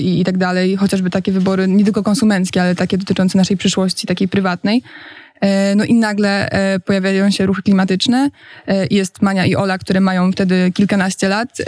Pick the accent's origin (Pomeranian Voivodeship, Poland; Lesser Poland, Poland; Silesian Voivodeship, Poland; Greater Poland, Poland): Greater Poland, Poland; Poznań; moved away as an adult; now in Warsaw, Poland; jestem aktywistką klimatyczną z Poznania, e, która od jakiegoś czasu jest już w Warszawie